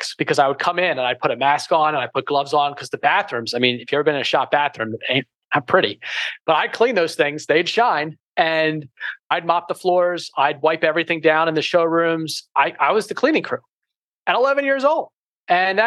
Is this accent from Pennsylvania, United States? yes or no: yes; Philadelphia, Pennsylvania, United States; we're from Philadelphia